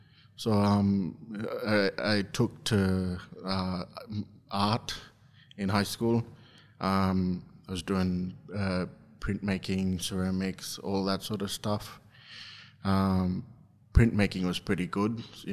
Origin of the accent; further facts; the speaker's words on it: Injinoo, Queensland, Australia; also born or lived in Mount Isa; I'm from Injinu, a small community at the very top of Cape York Peninsula.